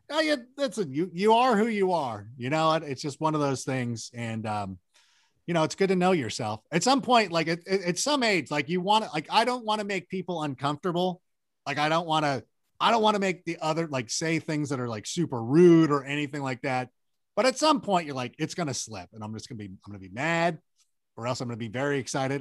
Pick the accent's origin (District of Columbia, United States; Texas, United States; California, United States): California, United States; Southern; also born or lived in Chicago; I was born in Chicago, but I grew up out in Southern California